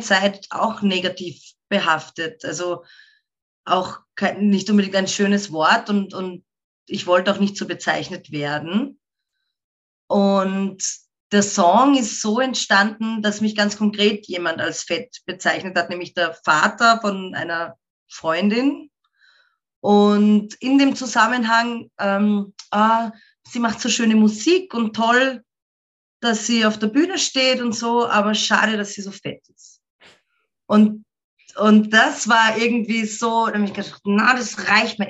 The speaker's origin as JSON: {"language": "German", "town": "Ebensee", "region": "Upper Austria", "country": "Austria", "first_language": "German", "said": "ich komme aus, einem, äh, aus einer Marktgemeinde im so ein Dorf, mehr oder weniger. Ich meine, es ist nicht so klein, es sind schon 7000 Leute, die dort wohnen"}